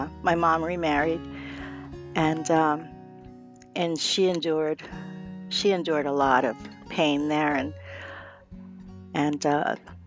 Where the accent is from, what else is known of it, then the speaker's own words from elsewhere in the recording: Phoenix, Arizona, United States; I was born and raised here in Phoenix, Arizona